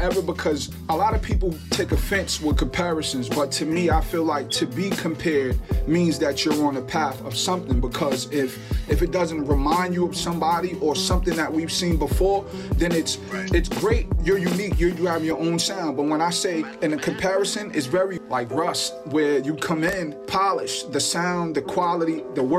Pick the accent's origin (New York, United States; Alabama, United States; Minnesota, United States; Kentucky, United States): New York, United States; Mount Vernon; now in Yonkers, United States; I'm from Mount Vernon, but I reside in Yonkers now for the last couple years